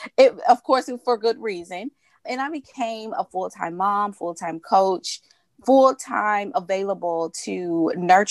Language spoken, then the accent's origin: English; Memphis, Tennessee, United States; born and raised in Memphis, Tennessee